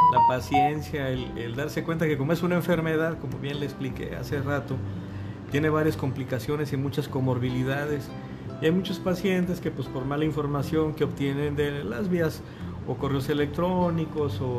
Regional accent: Aguascalientes, Mexico; porque yo soy del Bajío, yo soy de Aguascalientes

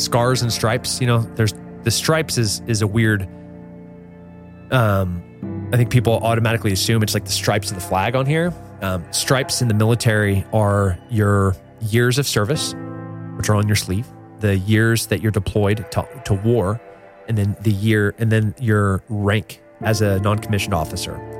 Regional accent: Central California, United States; I grew up in Central California

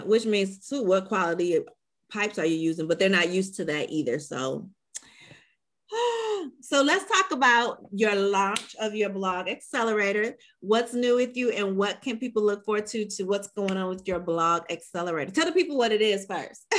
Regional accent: Chicago, Illinois, United States; also born or lived in Atlanta; now in Tampa, United States; I'm from Chicago

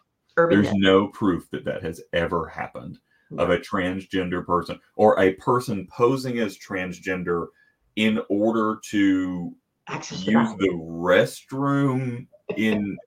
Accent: South Georgia, United States; my experience growing up in South Georgia

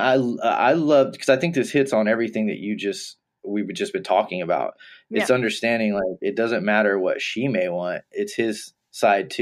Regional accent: Texas, United States; I grew up in Texas

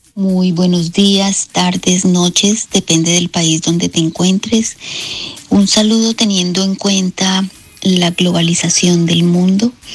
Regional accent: Veracruz, Mexico; Soy del puerto de Veracruz, México

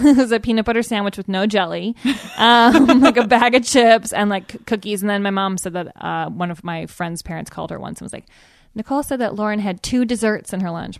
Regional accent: Evanston, Illinois, United States; moved away as an adult; also born or lived in New York; now in Los Angeles, United States; I'm from Chicago. I grew up in Evanston, Illinois.

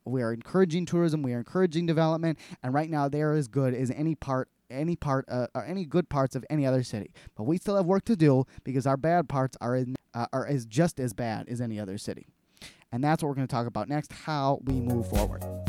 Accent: Milwaukee, Wisconsin, United States; born or raised there

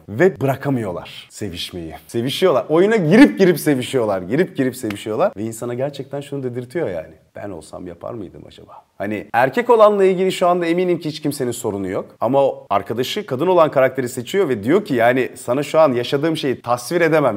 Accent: Turkey; biz Türkiye'den

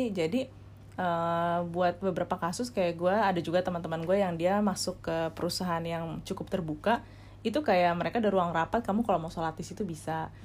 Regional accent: Indonesia; Dan dulu gue sih sempat ngerasa apa gara-gara gue dari Indonesia

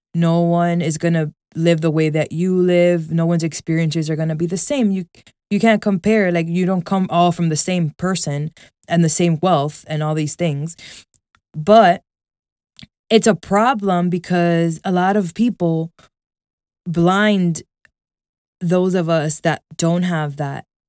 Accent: New York City, New York, United States; I was born and raised here

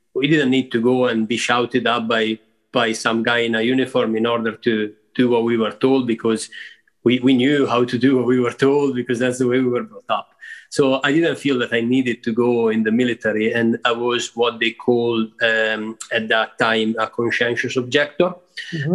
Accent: Rivolta d'Adda, Lombardy, Italy; moved away as an adult; also born or lived in Milan; so I was born and brought up there outside Milan at a place called Rivolta d'Adda, uh, which is a small town.

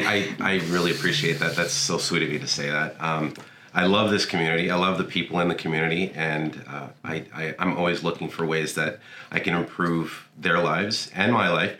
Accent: Toronto, Ontario, Canada; now in Kemptville, Canada; I grew up in downtown Toronto in a small area called Cabbage Town.

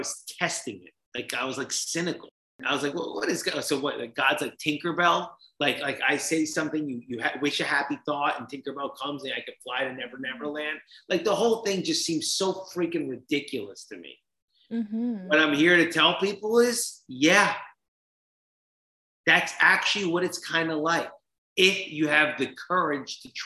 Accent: New Jersey, United States; I grew up in Jersey.

